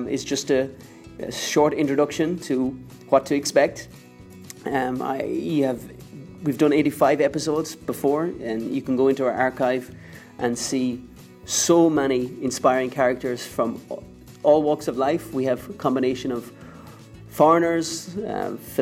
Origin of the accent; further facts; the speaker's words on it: Ireland; moved away as an adult; now in Philippines; Maybe you guessed from my accent, I am not born in the Philippines. I am Irish, but I am a lucky Irish man.